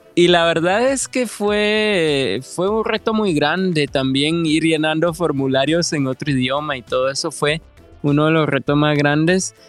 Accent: Guatemala; moved away as an adult; now in Sweden; yo sí salí de Guatemala

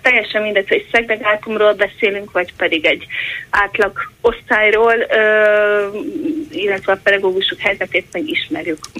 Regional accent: Szabolcs-Szatmár-Bereg, Hungary; Én a környékről származom, Szabolcs megyéből

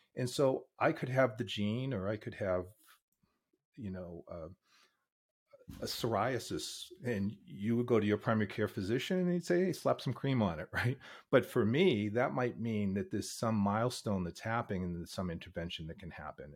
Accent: Boston, Massachusetts, United States; now in Pittsburgh, United States; I grew up in Boston, but I've been in Pittsburgh for fifteen years.

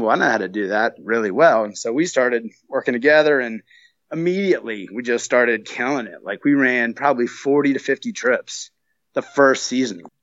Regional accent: North Carolina, United States; moved away; also born or lived in Flagstaff; I'm originally from North Carolina. I just flew in from Flagstaff

